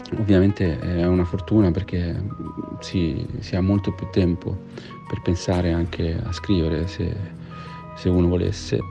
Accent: Genoa, Liguria, Italy; sono di Genova

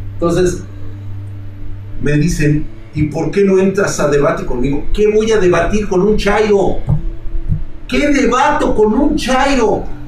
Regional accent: Mexico; como mexicanos

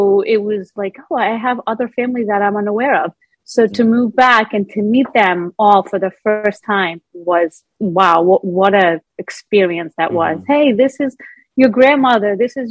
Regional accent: Greece; also born or lived in Rhode Island, United States; they decided to move us back to Greece at a young age when I was about 6 years old.

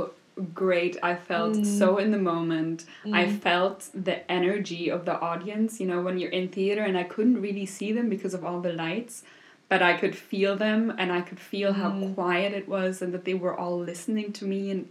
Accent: Vienna, Austria; first language German; English is a second language; moved away as an adult; also born or lived in New York; now in Berlin, Germany

